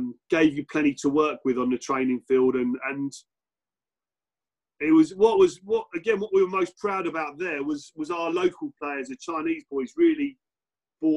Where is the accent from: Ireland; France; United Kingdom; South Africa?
United Kingdom; Basingstoke, South East England; I was brought up in Basingstoke